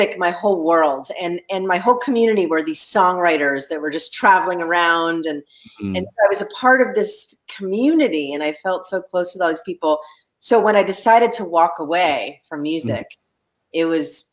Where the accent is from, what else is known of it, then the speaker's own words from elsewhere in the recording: Los Angeles, California, United States; I grew up in Los Angeles